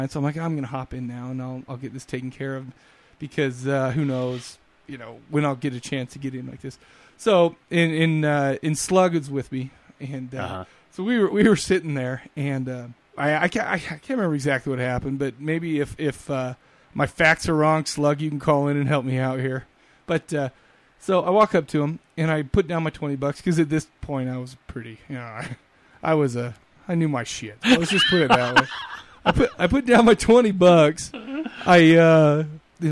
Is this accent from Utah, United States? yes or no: yes; Salt Lake City, Utah, United States; I'm from Salt Lake City.